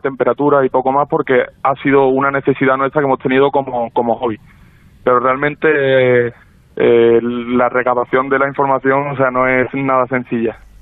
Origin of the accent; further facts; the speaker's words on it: Seville, Andalusia, Spain; nosotros somos varios socios sevillanos